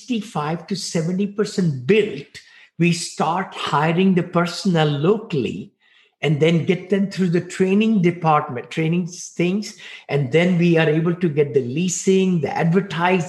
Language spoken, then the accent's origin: English; India; now in United States; I came from India, poor boy. I mean, you know, six siblings living in one bedroom apartment into land of opportunity